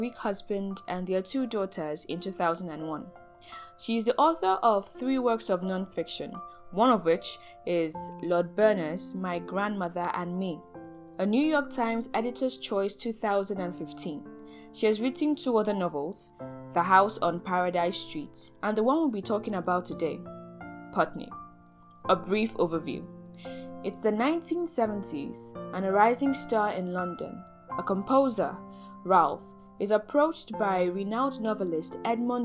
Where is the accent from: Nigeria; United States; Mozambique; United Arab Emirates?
Nigeria; As a Nigerian spoken word artist